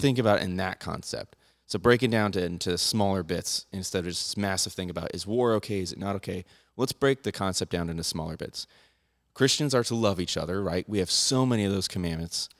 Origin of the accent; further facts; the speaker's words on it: United States; I'm an American, So I have a Second Amendment